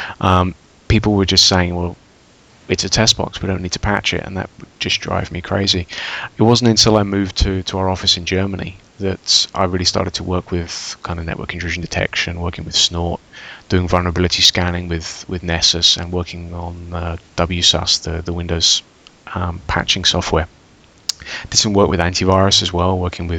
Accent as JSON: {"language": "English", "region": "England", "country": "United Kingdom", "moved": "yes", "lives_now": "Austria", "said": "I work for a large European bank in Austria, but I come from England"}